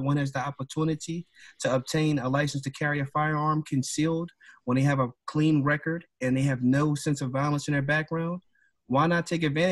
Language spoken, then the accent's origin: English; Philadelphia, Pennsylvania, United States; growing up in Philadelphia